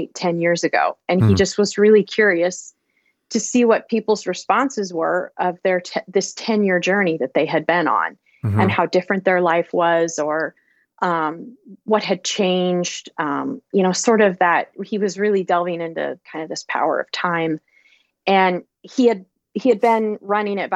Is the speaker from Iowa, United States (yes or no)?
yes; Iowa, United States; my home state of Iowa